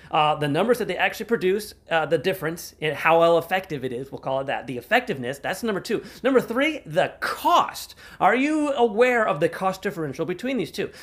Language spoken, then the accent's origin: English; United States; as an American